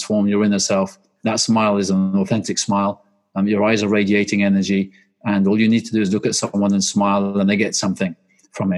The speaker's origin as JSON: {"language": "English", "country": "Belgium", "tie": "born or raised there", "moved": "yes", "said": "I grew up in Belgium. I'm half Swedish and half English, and we lived in the countryside"}